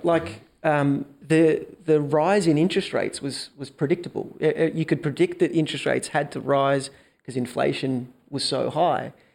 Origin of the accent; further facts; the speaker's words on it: Melbourne, Victoria, Australia; born and raised in Melbourne.